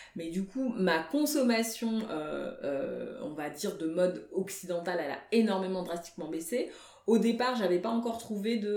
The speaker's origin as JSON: {"language": "French", "town": "Paris", "region": "Île-de-France", "country": "France", "tie": "born or raised there", "also_born_or_lived": "Guinea (ancestry)", "said": "je suis d'origine guinéenne, en fait je suis née à Paris, mais je suis d'origine guinéenne"}